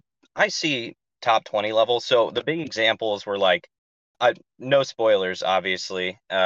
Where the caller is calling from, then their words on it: Ohio, United States; I'm actually calling from Ohio.